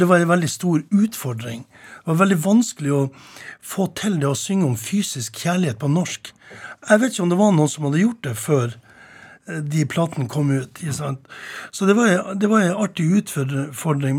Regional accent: Tromsø, Troms, Norway; på loftet hjemme i Tromsdalen

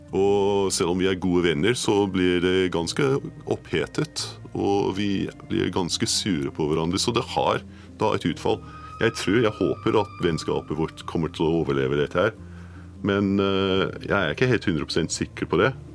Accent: Edinburgh, Scotland, United Kingdom; Norwegian is a second language; moved away as an adult; also born or lived in Glasgow / London; now in Norway; Jeg er født i Glasgow, oppvokst i Edinburgh men forlot landet mitt da jeg var 18

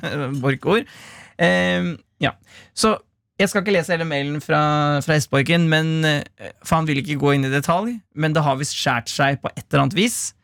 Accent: Gard, Innlandet, Norway; Jeg kommer fra Gard

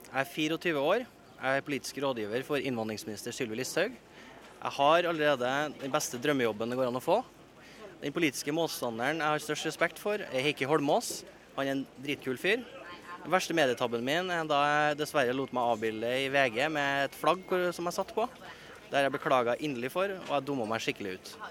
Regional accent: Trøndelag, Norway; now in Oslo, Norway; Jeg hører hjemme i Trøndelag, og der kommer jeg alltid til å høre hjemme.

